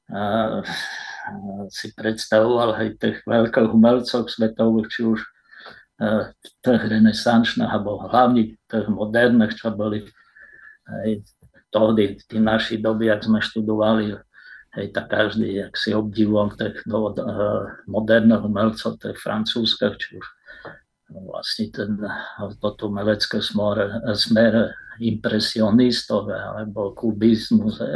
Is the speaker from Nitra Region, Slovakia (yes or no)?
no; Rovné/Rostoky, Svidník district, Prešov Region, Slovakia; also born or lived in Nižný Mirošov / Košice; Tak ja sa narodil v Rostokách, Eh, okresy Svidník, rovnické rodiny